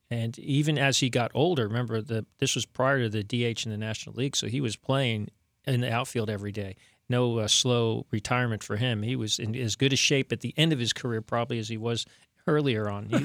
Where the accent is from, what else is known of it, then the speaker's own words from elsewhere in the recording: Miami, Florida, United States; growing up in Miami like I was.